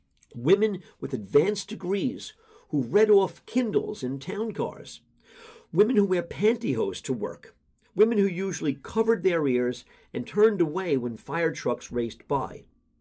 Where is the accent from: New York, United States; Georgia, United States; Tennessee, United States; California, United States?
New York, United States; New York City; But Katie and I couldn't help recounting the FDNY parades we grew up attending in Broad Channel.